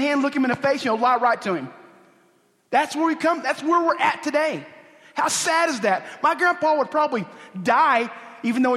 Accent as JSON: {"language": "English", "region": "Oklahoma", "country": "United States", "said": "a Indian guy from Oklahoma"}